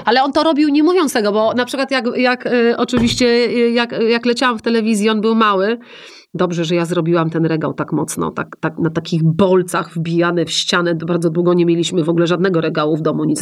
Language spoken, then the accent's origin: Polish; Poland; ja jestem z Polski